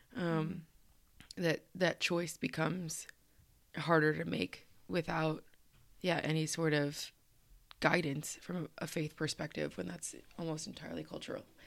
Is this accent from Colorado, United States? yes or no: yes; Colorado, United States; now in East Coast, United States; I am from Colorado